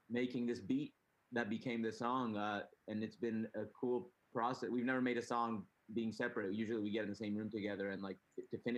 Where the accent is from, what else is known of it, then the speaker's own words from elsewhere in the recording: San Diego, California, United States; also born or lived in Tijuana; the idea was like growing up in San Diego and Tijuana